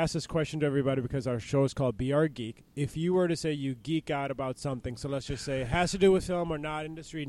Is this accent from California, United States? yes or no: no; Mississippi, United States; now in Minnesota, United States; I grew up in Mississippi, so I used to be a Braves fan.